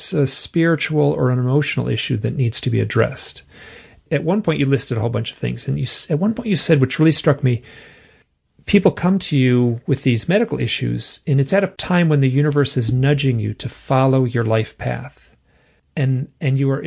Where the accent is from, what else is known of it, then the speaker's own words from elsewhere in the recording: Michigan, United States; I'm from Michigan. I'm like from the middle.